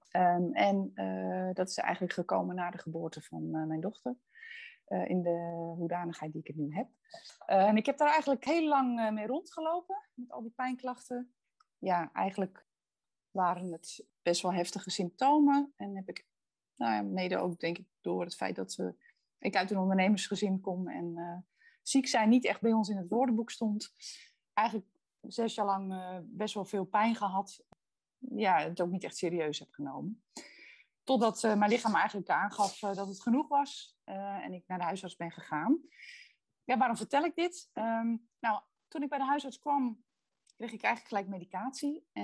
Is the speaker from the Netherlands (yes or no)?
yes; Netherlands; Ik kom uit Boerden.